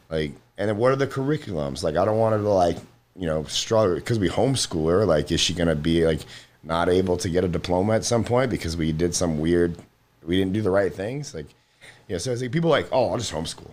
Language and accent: English; Florida, United States; I'm from Florida